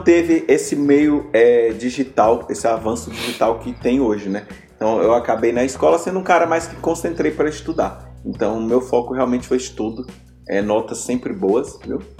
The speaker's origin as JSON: {"language": "Portuguese", "area": "Chapada Diamantina", "region": "Bahia", "country": "Brazil", "tie": "born or raised there", "said": "Eu nasci na Chapada Diamantina"}